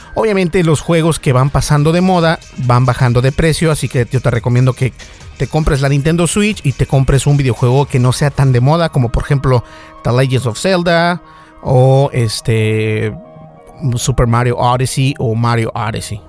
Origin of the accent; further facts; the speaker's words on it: Mexico; también soy parte mexicano